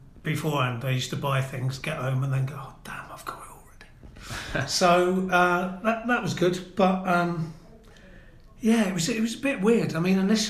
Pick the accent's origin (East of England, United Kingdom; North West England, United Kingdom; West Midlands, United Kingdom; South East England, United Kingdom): East of England, United Kingdom; Norwich; also born or lived in Aberdeen, Scotland / Brighton / Gloucester / Cardiff; I was born in Aberdeen, moved to Norwich when I was 8, obviously with my parents